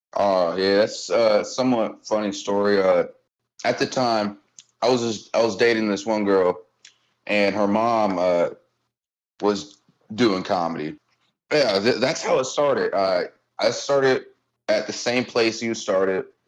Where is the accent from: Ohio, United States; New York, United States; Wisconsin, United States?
Ohio, United States; Cincinnati; I grew up in Delhi, born and raised